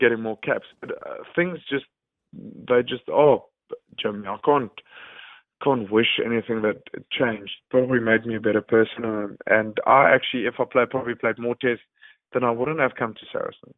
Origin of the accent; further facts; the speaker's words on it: South Africa; moved away as an adult; now in United Kingdom; as a South African coming to the U K